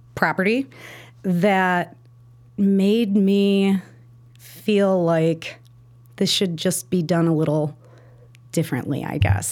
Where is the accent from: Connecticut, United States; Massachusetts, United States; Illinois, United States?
Illinois, United States; Chicago; also born or lived in Park Ridge, Illinois; I grew up in Roscoe Village before it was really, like, a cute place to live